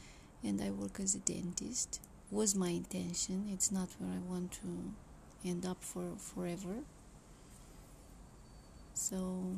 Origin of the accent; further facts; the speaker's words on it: Romania; moved away as an adult; now in London, United Kingdom; Okay. But like a bit of history, like we are from Romania.